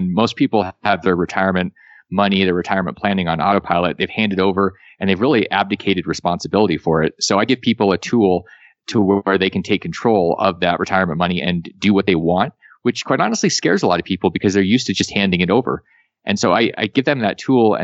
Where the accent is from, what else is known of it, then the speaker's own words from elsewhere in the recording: Alaska, United States; moved away as an adult; I came from Alaska.